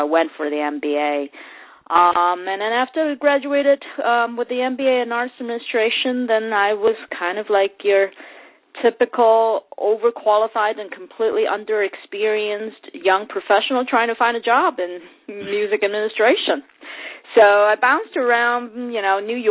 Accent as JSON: {"language": "English", "country": "Hong Kong", "tie": "born or raised there", "moved": "as an adult", "said": "I grew up in Hong Kong, and I actually went to college in Hong Kong"}